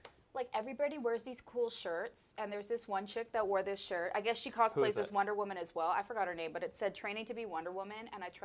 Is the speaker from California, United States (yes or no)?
yes; San Diego, California, United States; Even though I grew up in San Diego, I was kind of one of those people that just went because it was fun.